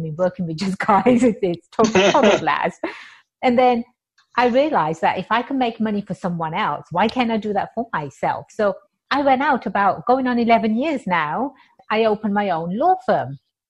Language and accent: English; England, United Kingdom; moved away as an adult; now in United States; I was born and raised in England, and I've been here in America for about 23 years now, and this is home.